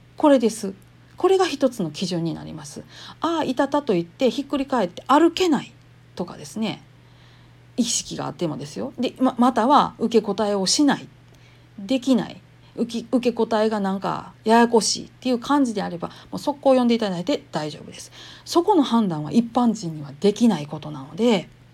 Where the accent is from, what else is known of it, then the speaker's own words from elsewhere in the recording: Kansai, Japan; accent: Kansai dialect; 関西弁でなんやかんやしゃべり散らかす